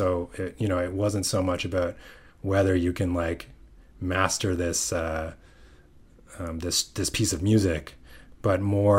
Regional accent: Mississauga, Ontario, Canada; Yeah. Yeah. Just outside Toronto.

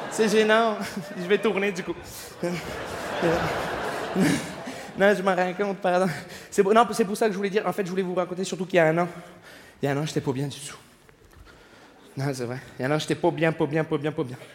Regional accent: Montreal, Quebec, Canada; bonsoir, je me présente … je viens de Montréal.

